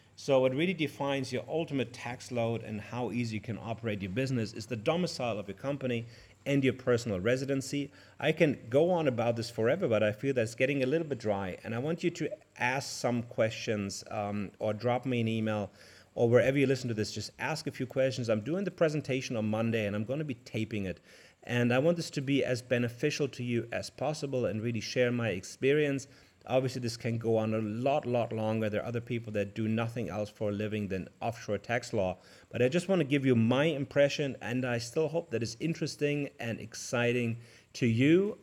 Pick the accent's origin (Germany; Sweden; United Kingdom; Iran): Germany; I come from Germany